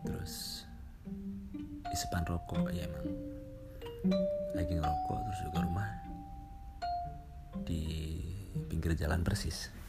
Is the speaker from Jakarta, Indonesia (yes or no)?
no; Purbalingga, Central Java, Indonesia; maaf maaf aja nih kalau bahasanya agak campuran Indonesia Jawa ya karena saya sendiri memang dari Jawa Jawa Tengah lebih tepatnya Jawa Tengah bagian barat di Purbalingga ya Purbalingga orang-orang pada bilang ngapak-ngapak ya